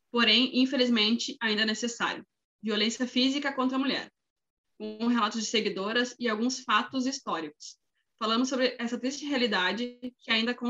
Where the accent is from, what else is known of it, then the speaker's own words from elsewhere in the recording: Rio Grande do Sul, Brazil; sou do Rio Grande do Sul, solteira, 30 anos, mulher.